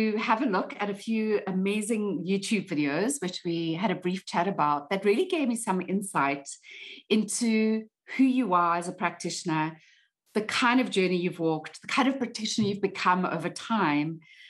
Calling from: South Africa; I'm calling in from South Africa today

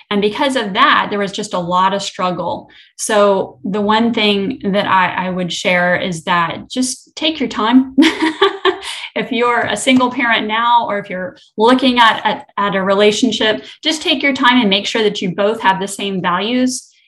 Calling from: Destin, Florida, United States; I'm coming from the Destin-Fort Walton Beach area, so I'm also in Florida.

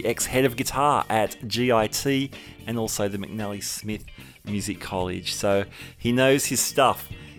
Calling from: Sydney, New South Wales, Australia; Calling from Sydney, Australia.

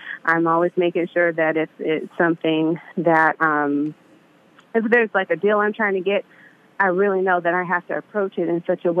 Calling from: Vallejo, California, United States; From Vallejo, the Bay Area.

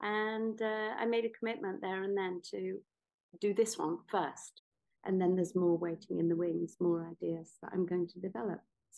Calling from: Greece; I'm actually speaking from Greece, where I spend some of the year and where my most creative ideas just come

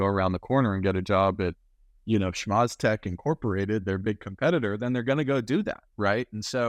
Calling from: Glendale, California, United States; I'm calling in from Glendale, you know, 2 or 3 miles from Burbank, Disney headquarters, right?

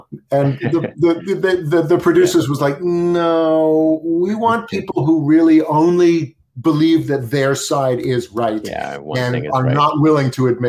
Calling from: New York City, New York, United States; I'm calling from Brooklyn, New York

